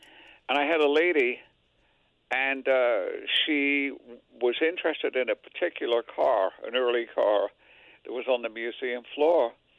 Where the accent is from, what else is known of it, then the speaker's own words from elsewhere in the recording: England, United Kingdom; now in United States; I came from England, for heaven's sake.